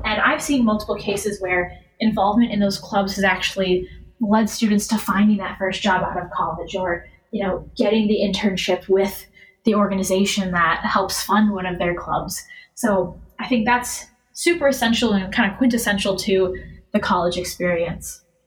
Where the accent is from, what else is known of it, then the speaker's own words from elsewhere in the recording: Madison, Wisconsin, United States; Growing up in Madison, where every Saturday is Wisconsin football day